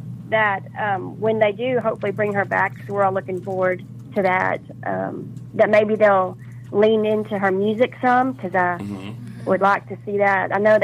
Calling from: Arkansas, United States; I'm … from Arkansas.

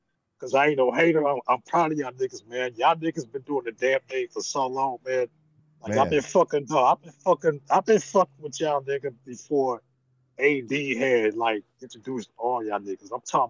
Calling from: Texas, United States; I'm calling from the Dirty Dirty, man. I'm calling from Chill Ass Texas to Killer Cali.

